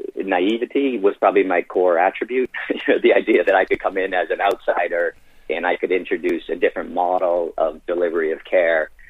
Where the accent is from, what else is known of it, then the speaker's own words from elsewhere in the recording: Boston, Massachusetts, United States; moved away as an adult; also born or lived in Ireland / Florida; I was born in Boston, you know, raised in Boston